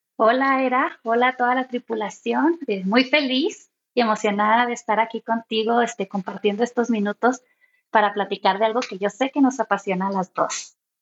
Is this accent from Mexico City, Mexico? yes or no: no; Chihuahua, Mexico; yo soy de Chihuahua